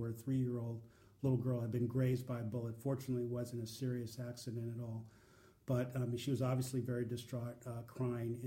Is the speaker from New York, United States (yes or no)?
no; Oakland, California, United States; I grew up in Oakland, California.